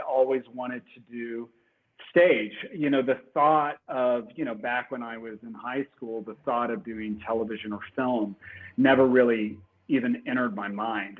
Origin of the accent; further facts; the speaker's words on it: New Albany, Indiana, United States; moved away; also born or lived in Louisville, Kentucky; I was born in Louisville, Kentucky, and I grew up right across the Ohio River in a southern Indiana river town called New Albany, Indiana, which is uh, my hometown